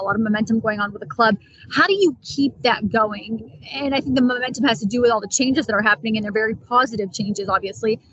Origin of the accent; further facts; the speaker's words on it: Ottawa, Ontario, Canada; moved away; I'm from Ottawa, Ontario